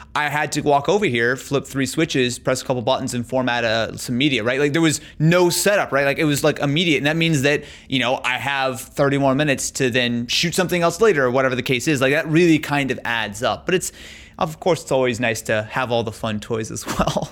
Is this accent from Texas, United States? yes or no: no; Branson, Missouri, United States; moved away as an adult; now in Los Angeles, United States; So I grew up in Missouri. Yeah. So I grew up in a little town called Branson, Missouri, in southern in southern Missouri